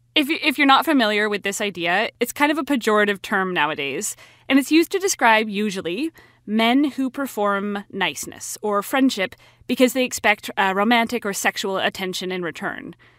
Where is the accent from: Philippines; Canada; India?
Canada; Vancouver, British Columbia; I'm from Vancouver